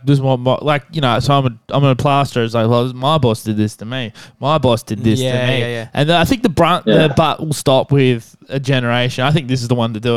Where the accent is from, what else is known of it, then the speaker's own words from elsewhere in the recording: Devon Meadows, Victoria, Australia; I was from Devon Manors